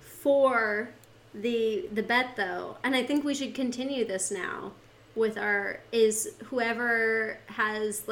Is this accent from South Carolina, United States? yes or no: no; Montana, United States; moved away as an adult; also born or lived in Seattle; growing up in Montana, I did not grow up in a farming community. I was very much a university town kid